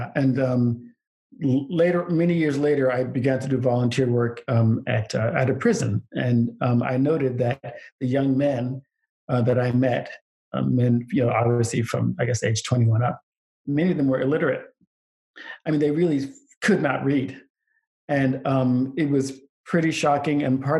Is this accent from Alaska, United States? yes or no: yes; Anchorage, Alaska, United States; also born or lived in Queens, New York; So my dad was in the Air Force. So I grew up in Anchorage, Alaska and Queens, New York, which geographically are about as far apart as possible.